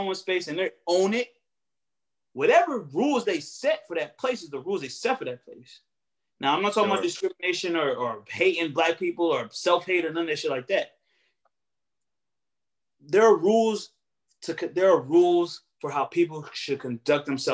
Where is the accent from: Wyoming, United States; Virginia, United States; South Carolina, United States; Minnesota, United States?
Virginia, United States; Alexandria; I'm from Alexandria.